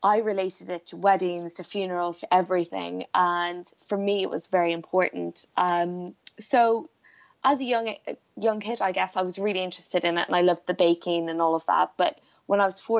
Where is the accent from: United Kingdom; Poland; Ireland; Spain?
Ireland; Blackrock, Leinster; I grew up in Ireland on the East Coast in a place called Black Rock, which is like a little fishing village